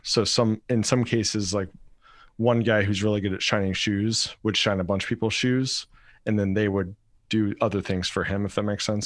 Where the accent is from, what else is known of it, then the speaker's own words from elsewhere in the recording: Rock Hill, South Carolina, United States; moved away as an adult; also born or lived in Fort Stewart, Georgia / Hawaii; I'm, I'm originally from Rock Hill, South Carolina, basically the same area as you